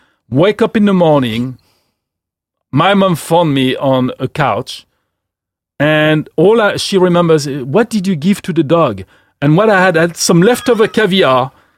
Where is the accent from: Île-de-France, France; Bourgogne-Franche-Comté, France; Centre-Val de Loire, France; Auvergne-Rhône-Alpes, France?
Centre-Val de Loire, France; Gien; moved away as an adult; also born or lived in Paris; we moved to the center of France, which is like the Loire region